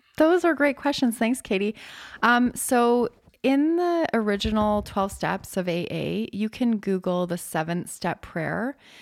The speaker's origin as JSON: {"language": "English", "country": "Canada", "said": "I'm Canadian"}